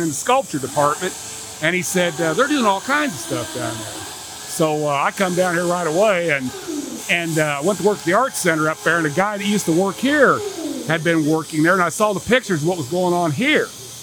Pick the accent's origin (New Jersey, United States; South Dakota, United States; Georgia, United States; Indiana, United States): Indiana, United States; Indianapolis; I grew up in Indianapolis